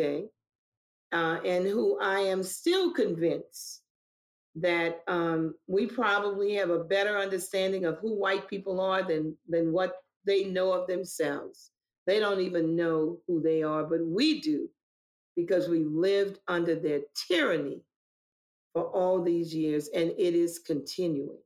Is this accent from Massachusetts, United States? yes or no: no; New Orleans, Louisiana, United States; I was born and raised in New Orleans, Louisiana, in the old Seventh Ward